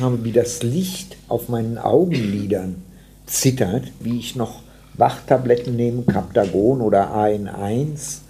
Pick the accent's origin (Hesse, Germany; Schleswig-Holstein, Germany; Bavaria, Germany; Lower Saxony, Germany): Hesse, Germany; Staufenberg; moved away; also born or lived in Frankfurt / Uzès, France; Das Dorf meiner Kindheit ist Stauffenberg im Kreis Gießen